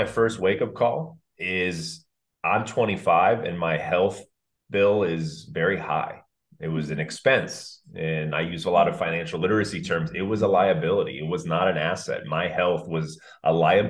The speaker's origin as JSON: {"language": "English", "area": "Orange County", "region": "California", "country": "United States", "tie": "born or raised there", "said": "growing up in Orange County"}